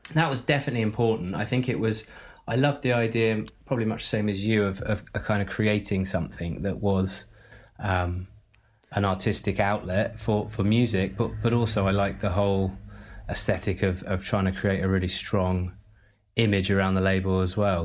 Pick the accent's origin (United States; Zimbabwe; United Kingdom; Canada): United Kingdom; Glastonbury, South West England; I grew up just outside Glastonbury, uh, in the middle of nowhere